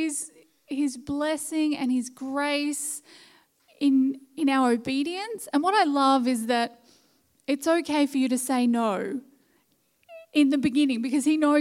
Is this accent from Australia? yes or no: yes; Bendigo, Victoria, Australia; also born or lived in Sydney; I grew up in Bendigo